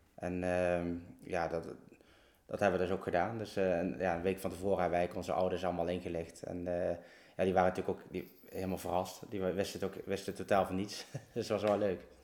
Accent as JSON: {"language": "Dutch", "town": "Oosterhout", "region": "Gelderland", "country": "Netherlands", "tie": "born or raised there", "also_born_or_lived": "Berg en Dal / Groesbeek", "said": "ik ben dus geboren in Bergendal. Uh, ja, hoe oud was ik? Ik denk een jaar of vijf, zes. Toen eh, zijn wij in Oosterhout, Neulenhout, komen wonen"}